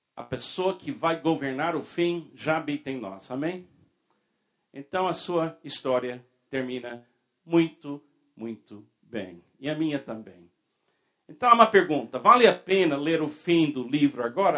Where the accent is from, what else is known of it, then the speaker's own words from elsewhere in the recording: United States; na minha infância, na minha juventude, na Igreja Batista nos Estados Unidos.